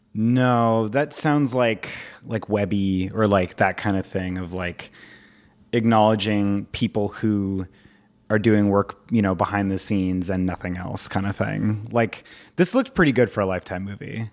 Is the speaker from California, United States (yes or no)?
yes; Orange County, California, United States; I grew up in Orange County with all, like, Asian and Indian friends